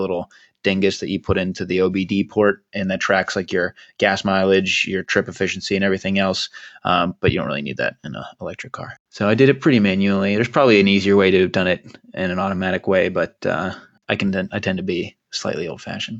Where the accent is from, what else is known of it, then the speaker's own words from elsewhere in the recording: Poughkeepsie, New York, United States; born there; and I was born in Poughkeepsie, New York, because my dad was, I don't think he was in engineering at IBM.